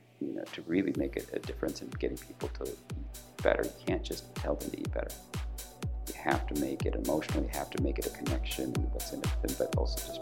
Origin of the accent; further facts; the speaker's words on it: Kalamazoo, Michigan, United States; I was born and raised in Kalamazoo, Michigan